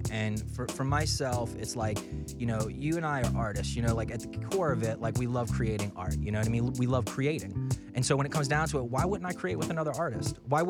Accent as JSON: {"language": "English", "town": "Birmingham", "region": "Alabama", "country": "United States", "tie": "born or raised there", "also_born_or_lived": "New Orleans, Louisiana", "said": "So originally, I was born in New Orleans, Louisiana. Okay. And then I lived most of my life in Birmingham, Alabama."}